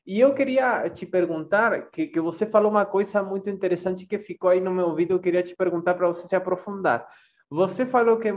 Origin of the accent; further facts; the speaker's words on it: Montevideo, Uruguay; born there; Portuguese is a second language; also born or lived in Oberá, Argentina; eu, eu morei, eu nasci em Montevideo, mas me for, comecei minha formação musical em Oberá Misiones, norte da Argentina.